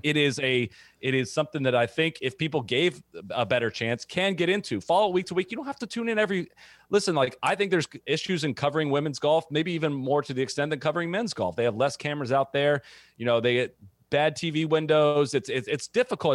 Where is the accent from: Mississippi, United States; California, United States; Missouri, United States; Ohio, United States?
Ohio, United States; Dublin; I grew up in Dublin, Ohio